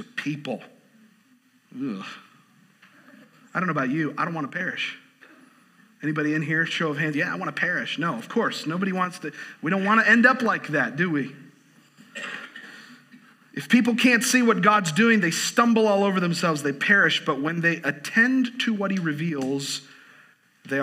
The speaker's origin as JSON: {"language": "English", "region": "Southwest Florida", "country": "United States", "tie": "born or raised there", "said": "I grew up in Southwest Florida, so I grew up going to Disney World a lot"}